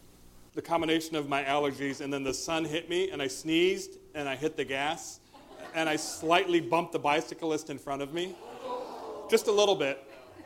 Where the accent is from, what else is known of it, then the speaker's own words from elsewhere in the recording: Eastern Washington, United States; moved away as an adult; now in Seattle, United States; I grew up in Eastern Washington